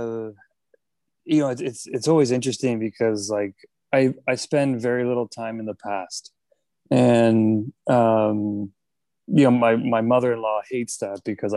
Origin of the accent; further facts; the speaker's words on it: Miami, Florida, United States; I grew up in Miami